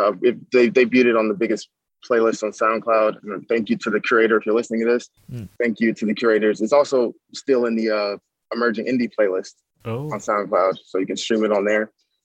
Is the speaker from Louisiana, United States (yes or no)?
no; Minnesota, United States; I went to the library growing up in Minnesota when we were in Minnesota